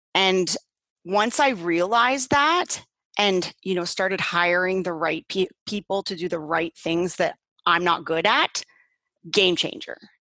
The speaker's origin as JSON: {"language": "English", "town": "Paris", "region": "Ontario", "country": "Canada", "moved": "yes", "lives_now": "Burlington, Canada", "said": "I'm from originally from Paris, Ontario"}